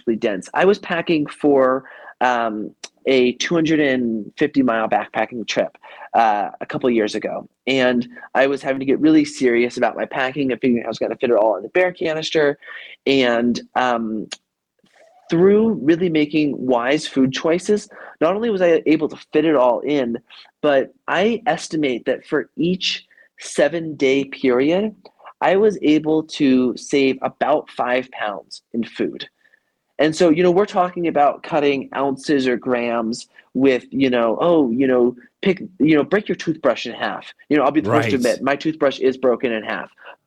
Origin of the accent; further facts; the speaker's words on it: Idaho, United States; I grew up in Idaho